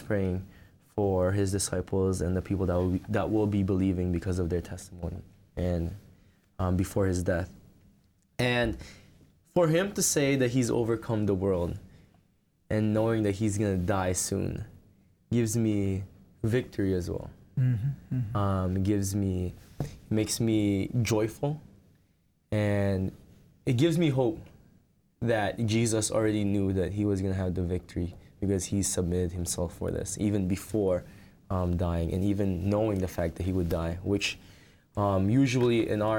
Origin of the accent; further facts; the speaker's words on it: Philippines; now in New Jersey, United States; I am Filipino by descent. I grew up in the Philippines, but I am currently living in New Jersey